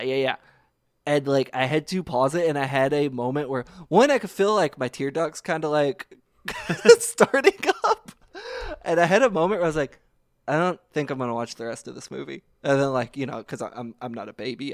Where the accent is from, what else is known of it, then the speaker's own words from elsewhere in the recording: Kentucky, United States; growing up in Kentucky, you go to gr-, your grandparents' house in Meade County